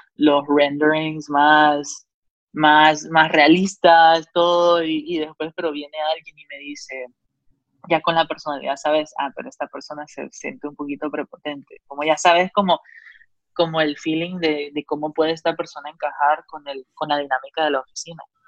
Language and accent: Spanish; Honduras; moved away as an adult; also born or lived in Georgia, United States; cuando yo me fui la primera vez de Honduras a, Georgia, a SCAD